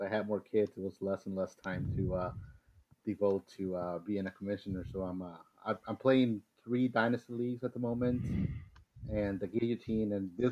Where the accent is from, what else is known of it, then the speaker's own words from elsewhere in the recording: Chicago, Illinois, United States; also born or lived in Mexico; now in Houston, United States; I'm originally from Mexico, but I grew up in Chicago, came to Houston